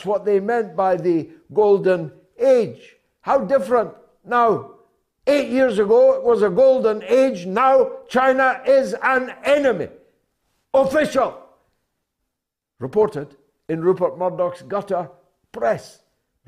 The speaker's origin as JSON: {"language": "English", "country": "United Kingdom", "said": "I speak as a citizen of Great Britain"}